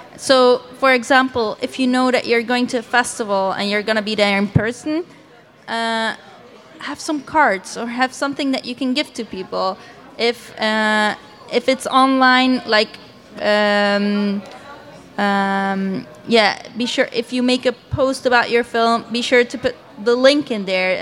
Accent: Belgium; I am from Belgium and I live in Ghent.

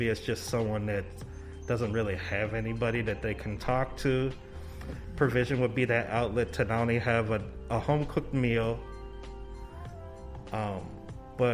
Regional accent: St. Paul, Minnesota, United States; Born and raised in St. Paul, Minnesota

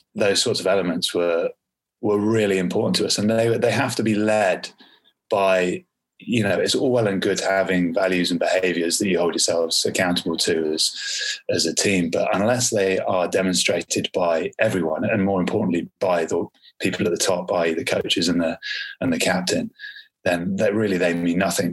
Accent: Leicester, East Midlands, United Kingdom; also born or lived in Ascot / Bracknell; I moved up to Leicester when I was 10.

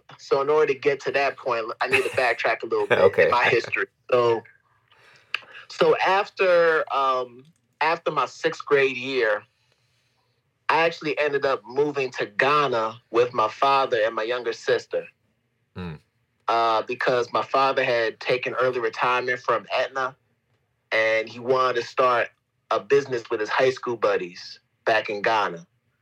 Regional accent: United States; being American and living in this country, you realize, the amount of privileges you have, like how easy things are.

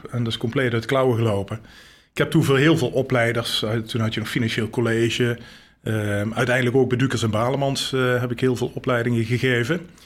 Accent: Geleen, Limburg, Netherlands; born there; Ik ben geboren in Geleen, Zuid-Limburg. Niet te horen.

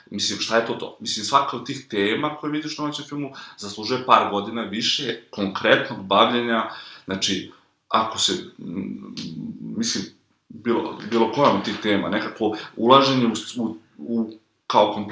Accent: Kragujevac, Šumadija, Serbia; moved away; also born or lived in Belgrade; ja sam imao podršku roditelja, oni su mi plaćali stan u Beogradu, ja sam bio izmešten iz Kragovica

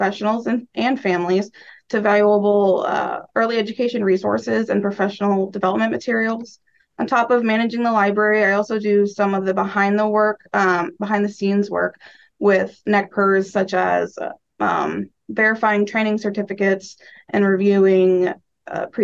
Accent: Omaha, Nebraska, United States; also born or lived in Lincoln, Nebraska; I grew up in Omaha, Nebraska

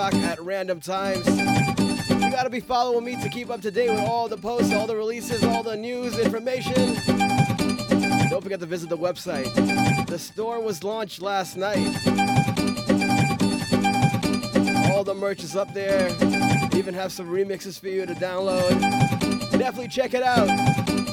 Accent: Guyana; I'm Guyanese

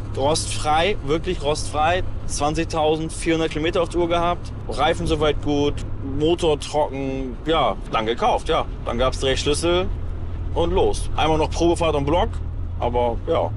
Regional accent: Hamburg, Germany; Ich komme aus Hamburg

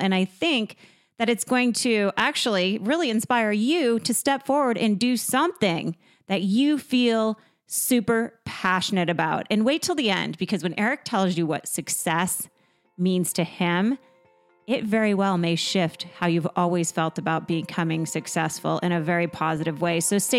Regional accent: Vermont, United States; now in Los Angeles, United States; I was born and raised in Vermont

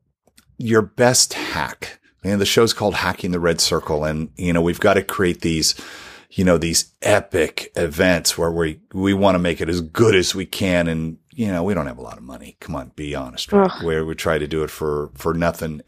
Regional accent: Southern California, United States; I'm Southern Californian

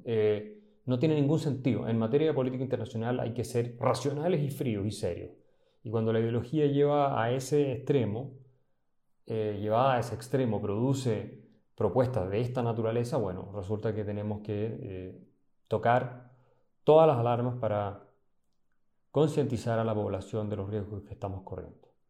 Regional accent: Chile

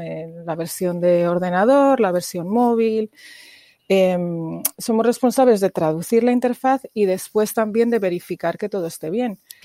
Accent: Burgos, Castile and León, Spain; moved away as an adult; also born or lived in England / Puerto Rico; now in United States; Soy del norte, eh, Burgos se llama mi, ciudad, eh, una ciudad pequeña, al norte, como a tres horas de Madrid.

